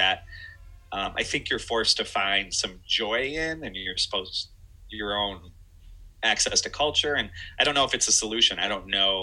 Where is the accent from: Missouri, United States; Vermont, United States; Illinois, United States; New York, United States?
Illinois, United States; Chicago; growing up in Chicago